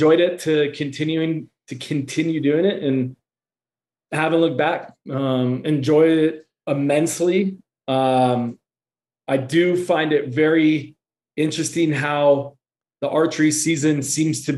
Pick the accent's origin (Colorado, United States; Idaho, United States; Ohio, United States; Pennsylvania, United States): Colorado, United States; Boulder; moved away as an adult; also born or lived in Australia / San Diego / Las Vegas; Steve and I grew up together in Boulder, Colorado